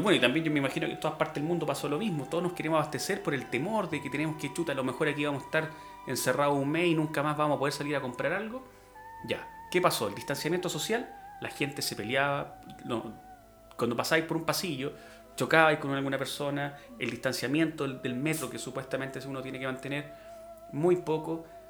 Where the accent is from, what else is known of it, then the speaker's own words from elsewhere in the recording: Chile; como chilenos